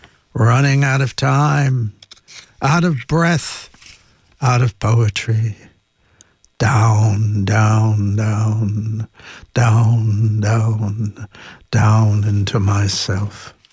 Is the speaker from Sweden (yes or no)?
no; Ireland; Unfortunately, I cannot read the Irish, and I should be ashamed of myself as an Irish person.